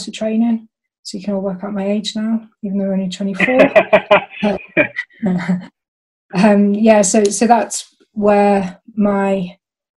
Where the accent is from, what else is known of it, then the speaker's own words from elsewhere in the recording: the Wirral, North West England, United Kingdom; moved away; also born or lived in Chester; I'm from the Wirral originally